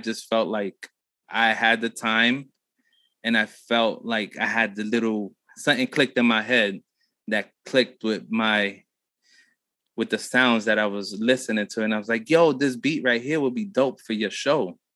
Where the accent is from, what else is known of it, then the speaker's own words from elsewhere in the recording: Chinantla, Puebla, Mexico; Uh, Puebla. Puebla. So, Chinantla and Buena Vista.